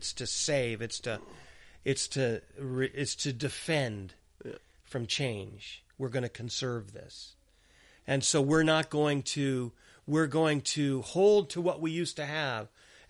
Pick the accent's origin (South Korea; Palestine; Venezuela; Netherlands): Palestine; Gaza, Gaza Strip; born there; I'm a citizen of Gaza. I was born in Gaza Strip and I'm a Palestinian.